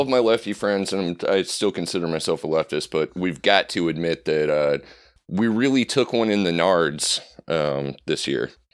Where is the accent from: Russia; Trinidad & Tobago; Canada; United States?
United States; Nebraska; I'm from the Great Plains, but to me, you know, I, I grew up in Nebraska